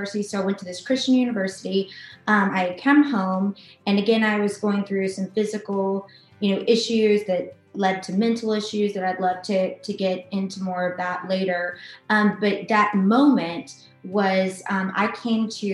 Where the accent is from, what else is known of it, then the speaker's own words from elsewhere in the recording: Atlanta, Georgia, United States; I'm from Atlanta. I'm a native Atlantan